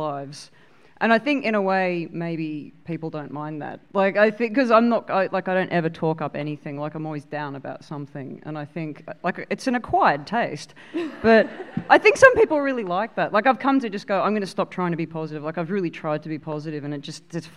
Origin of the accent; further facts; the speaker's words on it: Australia; growing up in Australia, you know, like next to the beach